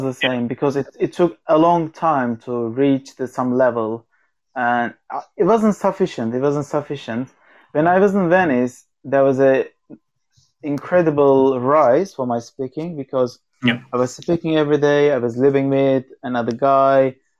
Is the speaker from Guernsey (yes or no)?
no; Turkey; accent: Turkish; English is a second language; And if they're not so good, they couldn't see me that I'm Turkish because I was hiding my accent. Because as you know, this is not the Turkish accent that I'm speaking.